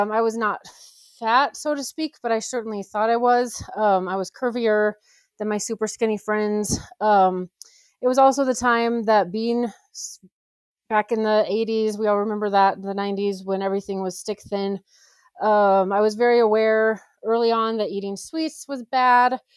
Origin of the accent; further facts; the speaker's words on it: Colorado Springs, Colorado, United States; I am from Colorado, Colorado Springs